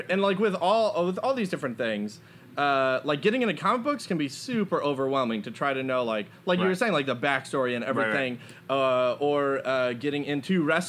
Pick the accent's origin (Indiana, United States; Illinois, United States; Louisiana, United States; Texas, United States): Texas, United States; San Antonio; I'm from San Antonio.